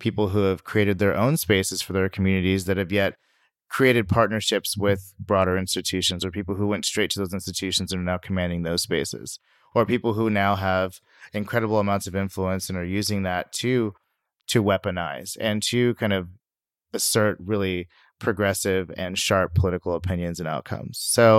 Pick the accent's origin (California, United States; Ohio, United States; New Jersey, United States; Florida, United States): California, United States; Sacramento; And my background is I'm from Sacramento, which you may or may not know, according to census, is like the most diverse city in the nation. But, you know, I grew up there.